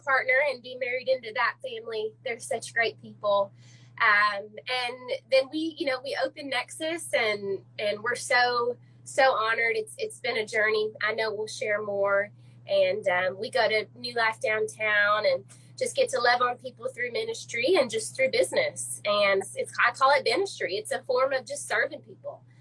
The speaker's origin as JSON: {"language": "English", "town": "Little Rock", "region": "Arkansas", "country": "United States", "tie": "born or raised there", "said": "I'm a Little Rock native"}